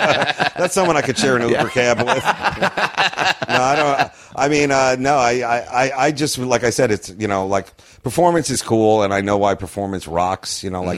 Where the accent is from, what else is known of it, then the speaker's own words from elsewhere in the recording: Long Island, New York, United States; moved away; I'm from Long Island, so, like, whenever I go back there and do shows, I immediately snap into, like, my Long Island humor